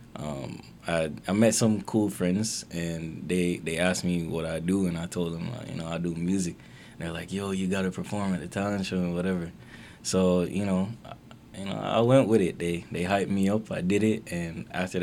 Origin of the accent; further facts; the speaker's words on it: Manchester, Jamaica; moved away as an adult; now in Canada; I was born and raised in Manchester, Jamaica. So I'm Jamaican